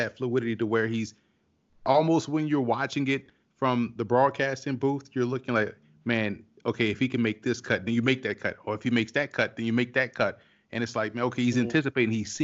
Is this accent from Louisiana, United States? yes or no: yes; New Orleans, Louisiana, United States; moved away as an adult; also born or lived in New York City; I'm born and raised in New Orleans, and I moved up to New York City in 2005